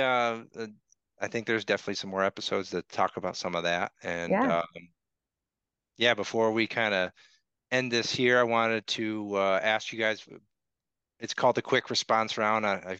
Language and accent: English; Saratoga Springs, New York, United States; I grew up in Saratoga Springs